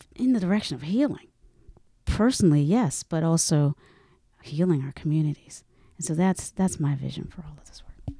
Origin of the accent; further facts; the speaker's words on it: the South, United States; I'm from the South.